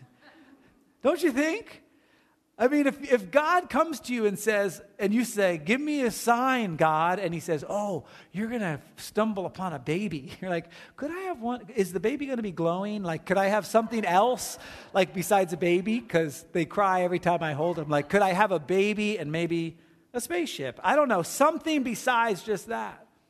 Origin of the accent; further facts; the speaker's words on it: Watchung, New Jersey, United States; now in California, United States; my hometown is Watchung, New Jersey